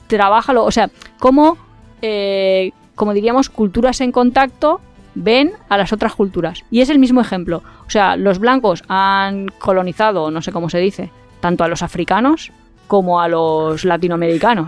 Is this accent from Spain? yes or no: yes; Valencia, Valencian Community, Spain